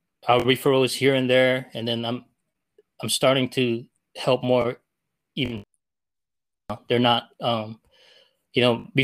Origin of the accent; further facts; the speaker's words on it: Philippines; one, I'm Filipino, and I wanted to see me and be like, this guy made it that far